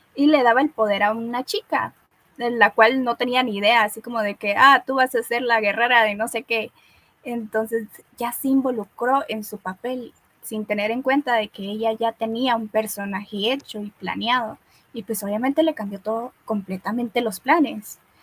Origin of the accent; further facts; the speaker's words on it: Guatemala; yo soy chapina, soy guatemalteca